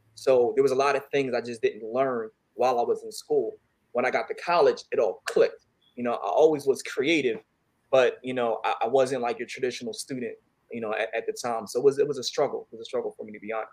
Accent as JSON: {"language": "English", "town": "Philadelphia", "region": "Pennsylvania", "country": "United States", "tie": "born or raised there", "said": "I'm from um, Philadelphia, West Philly"}